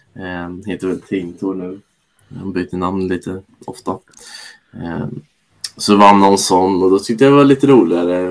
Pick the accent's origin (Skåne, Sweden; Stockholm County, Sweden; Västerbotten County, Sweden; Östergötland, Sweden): Östergötland, Sweden; Norrköping; jag är ju född och uppvuxen i Norrköping